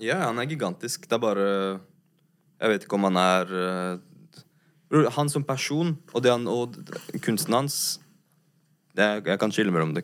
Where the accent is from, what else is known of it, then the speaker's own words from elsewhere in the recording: Norway; Jeg er svart fra Norge